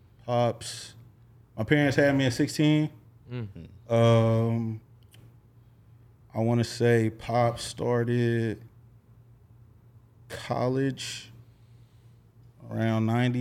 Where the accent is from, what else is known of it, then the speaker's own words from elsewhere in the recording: Little Rock, Arkansas, United States; Yeah, man … man. I hail from Little Rock, Arkansas, man. 501 to the death of me, you know. City boy, country boy, you know, good living, you know.